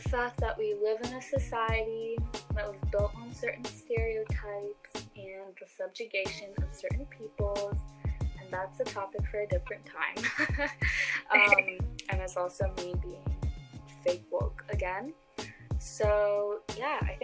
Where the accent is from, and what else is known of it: United States; born or raised there